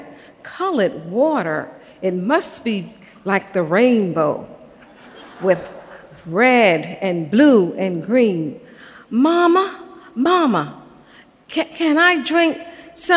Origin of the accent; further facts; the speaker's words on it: Savannah, Georgia, United States; I grew up in Savannah, Georgia